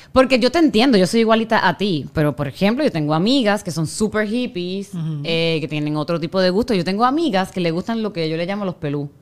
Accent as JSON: {"language": "Spanish", "country": "Puerto Rico", "moved": "yes", "said": "yo soy puertorriqueña, cuando vamos a Puerto Rico"}